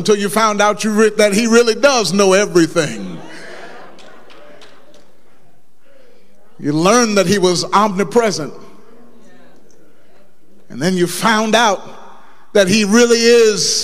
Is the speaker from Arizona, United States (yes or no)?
no; Dayton, Ohio, United States; I was brought up in Mount Calvary Missionary Baptist Church, 3300 West 3rd Street, Dayton, Ohio, 45417